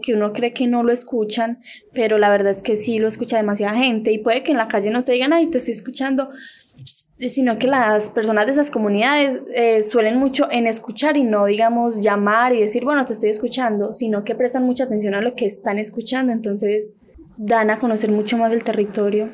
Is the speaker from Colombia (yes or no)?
yes; Valdivia, Antioquia, Colombia; De Valdivia, Antioquia